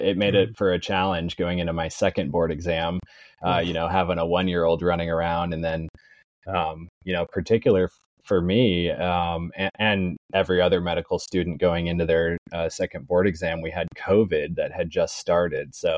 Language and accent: English; Fort Collins, Colorado, United States; moved away as an adult; now in Florida, United States; I'm from Colorado originally, born and raised in Fort Collins.